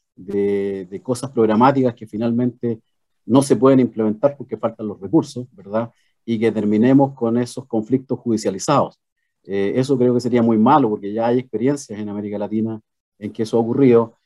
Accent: Chile; expresarnos como chilenos

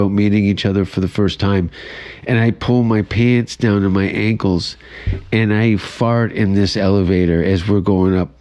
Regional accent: Canada; moved away as an adult; now in Los Angeles, United States; I'm going to apply for citizenship next year, but I'm a Canadian refugee, so I have a green card

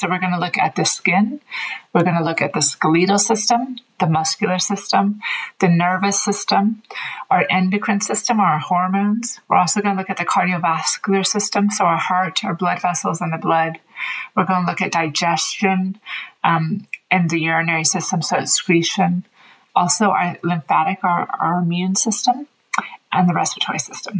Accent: Oakland, California, United States; moved away as an adult; also born or lived in Dublin, Ireland; now in Galway, Ireland; I'm originally from Oakland, California, but I've lived in Ireland for about 20 years now.

